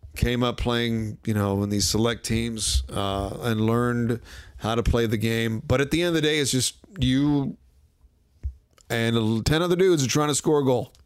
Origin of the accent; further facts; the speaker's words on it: Washington, District of Columbia, United States; moved away; coming into my hometown